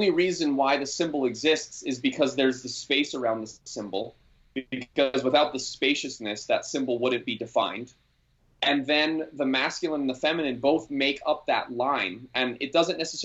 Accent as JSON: {"language": "English", "area": "Maui", "region": "Hawaii", "country": "United States", "tie": "born or raised there", "said": "I grew up here on Maui"}